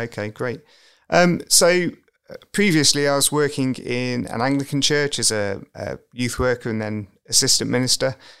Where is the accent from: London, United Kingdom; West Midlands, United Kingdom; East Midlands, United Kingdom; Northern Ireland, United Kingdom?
East Midlands, United Kingdom; Derby; I grew up in Derby, um, went away for university